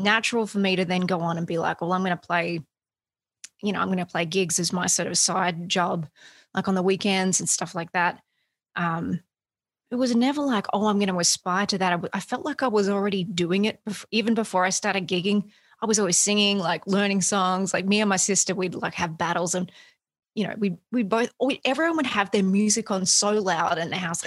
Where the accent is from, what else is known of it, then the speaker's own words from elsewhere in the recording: Australia; moved away as an adult; now in United States; I grew up in Australia. I, have I've only been in the States for um, a good handful of years